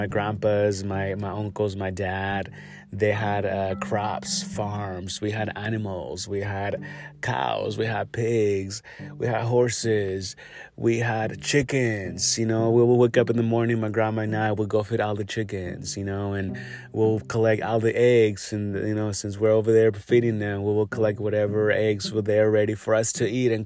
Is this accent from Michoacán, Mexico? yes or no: yes; Yurécuaro, Michoacán, Mexico; I grew up over there. I grew up in Michoacán and, you know, Yoracoro, Michoacán.